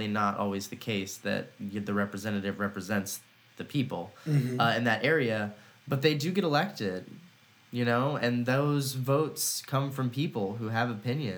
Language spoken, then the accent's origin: English; Austin, Texas, United States; I grew up in Texas for the most part